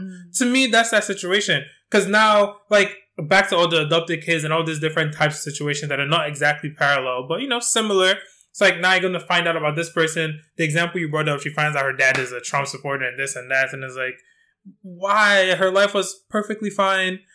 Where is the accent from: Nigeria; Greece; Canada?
Nigeria; I'm Nigerian.